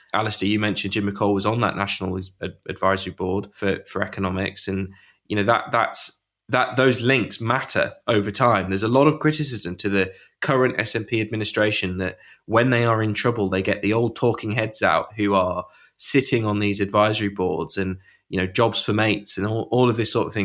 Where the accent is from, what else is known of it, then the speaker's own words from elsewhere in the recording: York, Yorkshire and the Humber, United Kingdom; I'm from York